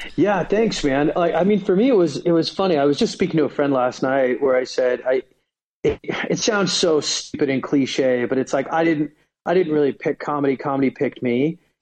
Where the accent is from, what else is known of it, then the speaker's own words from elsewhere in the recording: United States; also born or lived in Sweden; I went to college in Sweden, even though I'm from America